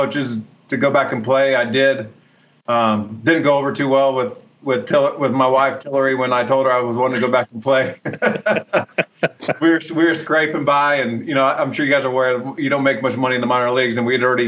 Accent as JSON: {"language": "English", "town": "Santa Rosa", "region": "California", "country": "United States", "tie": "born or raised there", "said": "I grew up in Northern California, Santa Rosa, about 45 minutes north of San Francisco"}